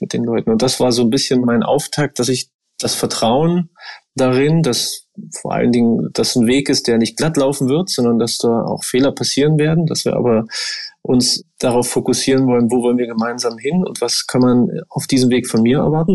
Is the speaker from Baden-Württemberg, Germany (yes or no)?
no; Brandenburg, Germany; moved away as an adult; now in Dresden, Germany; Ich bin ja in Brandenburg groß geworden, dort hat man 13 Jahre Schule.